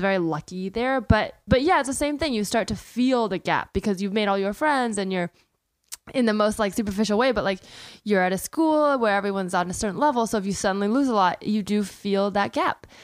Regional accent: the Bay Area, California, United States; I grew up in the Bay Area

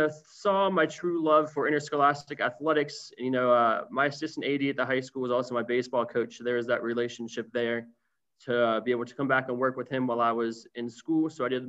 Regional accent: Columbus, Ohio, United States; moved away as an adult; now in Cincinnati, United States; So I'm from Columbus, Ohio, originally from the Northwest side, graduated from Hilliard Darby High School.

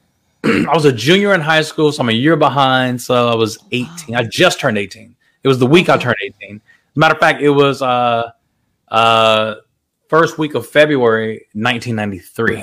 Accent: Fort Worth, Texas, United States; also born or lived in San Jose, California; I'm literally born and raised in Fort Worth, Texas

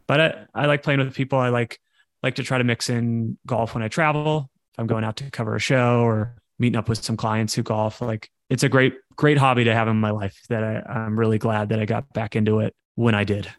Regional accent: Coachella Valley area, California, United States; in my division in high school. La Quinta was, was in our division

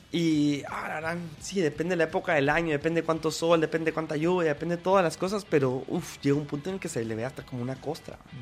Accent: Guatemala; nosotros también pues eh, como guatemaltecos

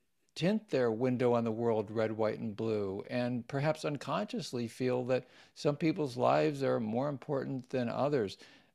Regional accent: Washington, D.C. area, United States; I grew up mostly in the Washington, D.C. suburbs, and Judaism was part of our household.

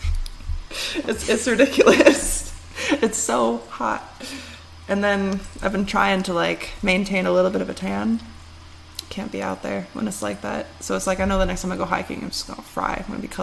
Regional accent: Michigan, United States; moved away; also born or lived in California / Washington; growing up in Michigan

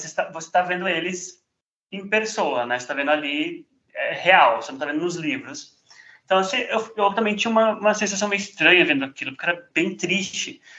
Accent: São Paulo, Brazil; eu sou de São Paulo

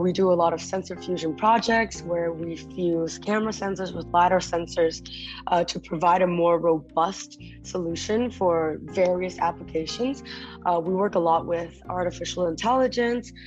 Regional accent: Kuala Lumpur, Malaysia; moved away as an adult; also born or lived in Taipei, Taiwan / United States; now in Vietnam; my parents moved to Malaysia, so that's where I grew up

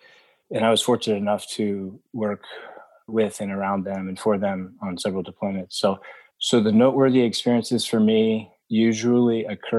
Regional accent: Pittsburgh, Pennsylvania, United States; moved away as an adult; also born or lived in Baltimore, Maryland / Panama / Italy / Germany; East Coast, born in Baltimore, went to high school in Pittsburgh, Pennsylvania, then went to college in Maryland at the Naval Academy.

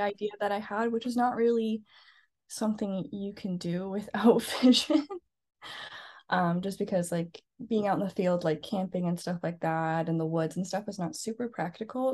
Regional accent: Scarborough, Ontario, Canada; now in Vancouver Island, Canada; I'm originally from Scarborough, Ontario.

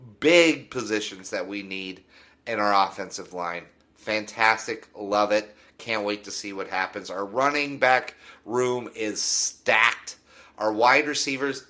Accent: Denver, Colorado, United States; I grew up in Denver

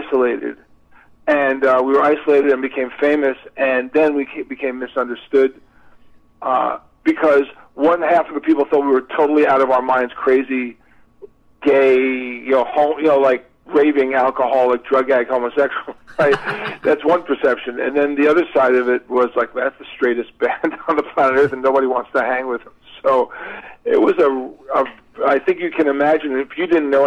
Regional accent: New York, United States; we're all from New York

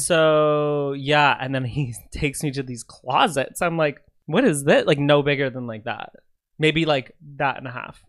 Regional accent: Canada; I'm Canadian

